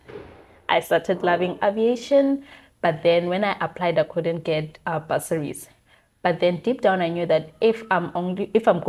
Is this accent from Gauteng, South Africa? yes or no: no; Giyani, Limpopo, South Africa; moved away; also born or lived in Cape Town, South Africa; So I'm from Limpopo in a town called